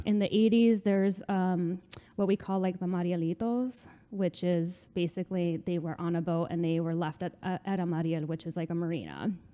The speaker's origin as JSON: {"language": "English", "town": "North Bergen", "region": "New Jersey", "country": "United States", "tie": "born or raised there", "said": "I am from North Bergen."}